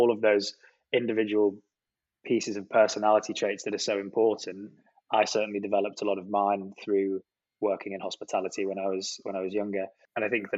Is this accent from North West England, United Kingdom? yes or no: yes; Penrith, North West England, United Kingdom; moved away as an adult; now in London, United Kingdom; Penrith, my hometown